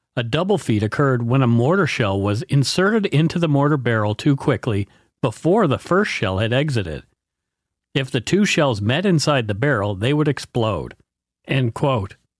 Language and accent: English; Canada; We are ordinary Canadian schmucks